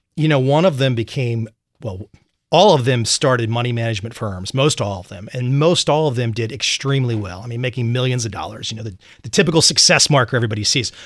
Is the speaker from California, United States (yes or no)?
no; Vienna, Virginia, United States; moved away; also born or lived in London / Saigon; I grew up in Vienna, Virginia, right outside Quantico